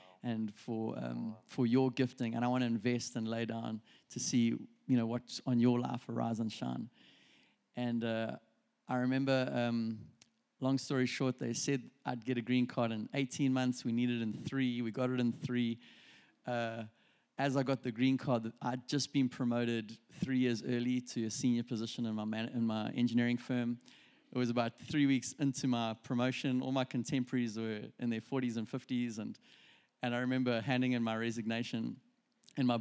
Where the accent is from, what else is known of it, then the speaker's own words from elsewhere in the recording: South Africa; moved away as an adult; also born or lived in Reading; we're from South Africa